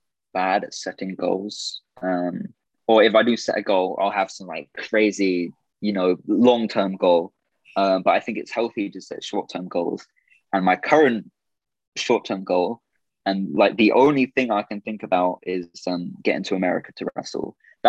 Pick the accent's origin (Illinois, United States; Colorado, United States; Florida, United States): Florida, United States; Orlando; born there; It's because originally I was born in Orlando.